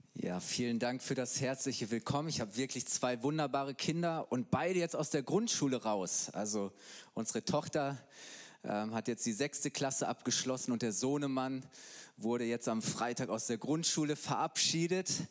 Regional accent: Halle, North Rhine-Westphalia, Germany; moved away as an adult; now in Bayreuth, Germany; Ich bin eigentlich Ostwestfale, komme aus Halle, Westfalen bei Bielefeld.

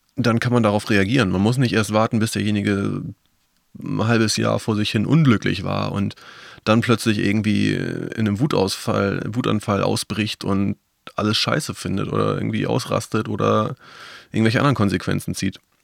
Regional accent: Northern Germany, Germany; ich als Norddeutscher

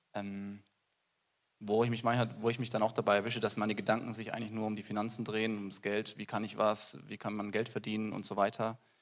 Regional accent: Germany; bei uns in Deutschland

